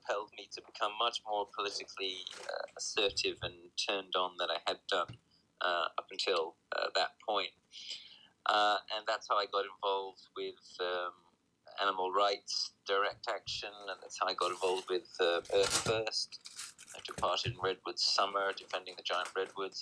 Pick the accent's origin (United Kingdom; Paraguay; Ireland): United Kingdom; also born or lived in New Jersey, United States; I'm here in my home country of the UK